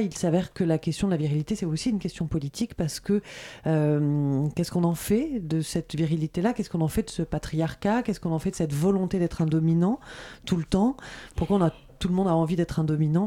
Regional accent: Corsica, France; je suis corse

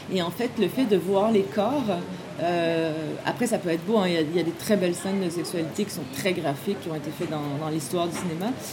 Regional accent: Quebec, Canada; also born or lived in France; les gens de ma génération au Québec

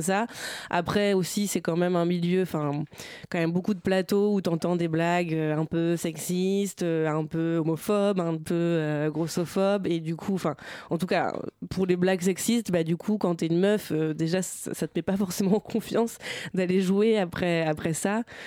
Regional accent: Bernay, Normandy, France; also born or lived in Tours; now in Paris, France; J'ai grandi dans l'heure dans une ville qui s'appelle Bernay

